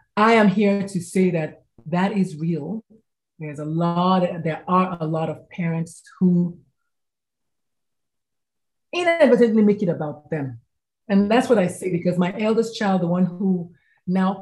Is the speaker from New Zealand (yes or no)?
no; Nigeria; now in San Antonio, United States; I was born, bred, buttered, and slightly burned in Nigeria. So I'm Nigerian by birth